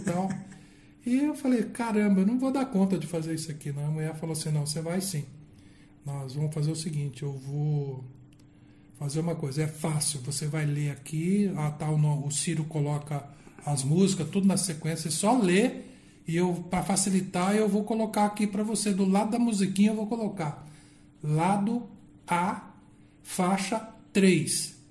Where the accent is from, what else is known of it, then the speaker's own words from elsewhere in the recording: Campo Grande, Mato Grosso do Sul, Brazil; eu nasci só aqui de Campo Grande mesmo, Mato Grosso do Sul